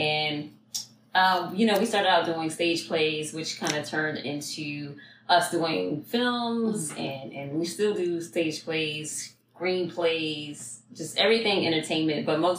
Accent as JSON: {"language": "English", "town": "Philadelphia", "region": "Pennsylvania", "country": "United States", "tie": "born or raised there", "said": "So we're straight from West Philadelphia."}